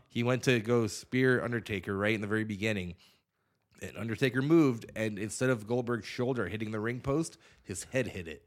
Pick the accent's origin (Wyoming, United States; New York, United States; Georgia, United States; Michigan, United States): Wyoming, United States; Douglas; I'm from Douglas